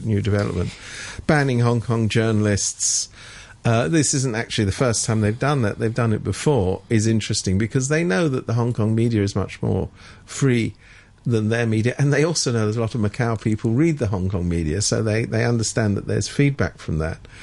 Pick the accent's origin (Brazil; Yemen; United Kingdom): United Kingdom; moved away; I come from Britain originally